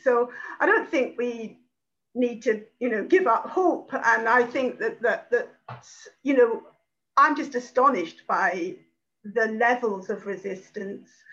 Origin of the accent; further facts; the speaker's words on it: United Kingdom; being British